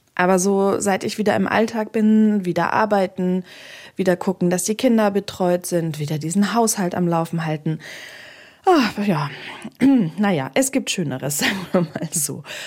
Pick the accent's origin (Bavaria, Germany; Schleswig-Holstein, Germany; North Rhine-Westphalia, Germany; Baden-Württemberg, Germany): Bavaria, Germany; Bamberger Land; moved away; in meine Heimat gefahren. Das ist nach Bamberg, genauer ins Bamberger Land